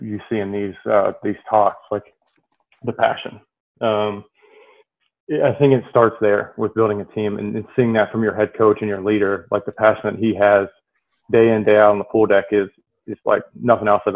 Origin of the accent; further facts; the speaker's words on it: West Virginia, United States; I'm from West Virginia as well